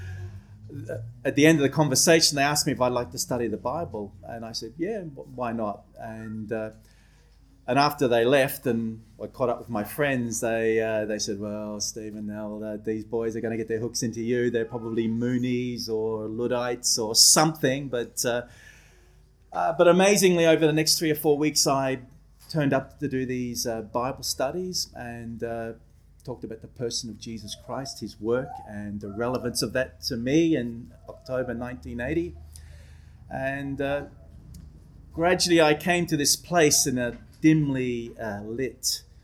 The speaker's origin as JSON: {"language": "English", "town": "Adelaide", "region": "South Australia", "country": "Australia", "tie": "born or raised there", "also_born_or_lived": "Belfast, Northern Ireland", "said": "I was born in Belfast, Northern Ireland. My parents were what were called 10-pound paddies. We were assistant migrants. We came out to Australia in the early 70s. I grew up in Adelaide"}